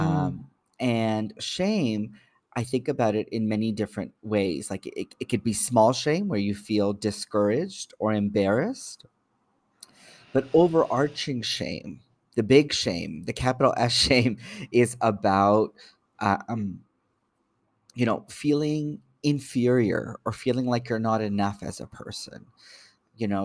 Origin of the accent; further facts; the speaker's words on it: Toronto, Ontario, Canada; I'm born and raised in Toronto